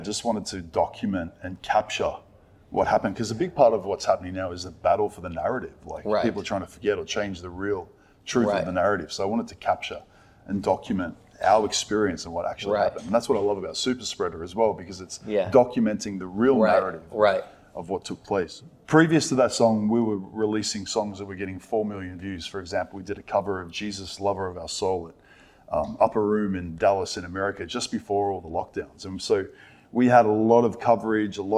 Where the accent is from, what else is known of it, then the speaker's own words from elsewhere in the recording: Australia; here in Australia